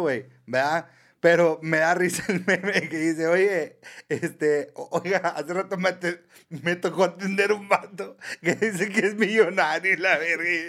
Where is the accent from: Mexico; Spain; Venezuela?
Mexico; así somos los mexicanos